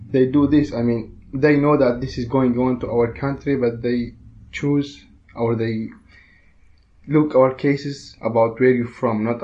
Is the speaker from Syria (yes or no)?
yes; Syria; English is a second language; moved away as an adult; also born or lived in Greece; now in Germany; I'm from Syria. I was in Greece and like I arrived Germany for about one year